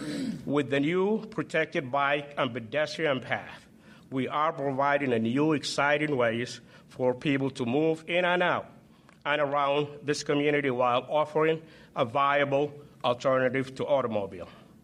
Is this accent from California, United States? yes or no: no; Peoria, Illinois, United States; my hometown of Peoria.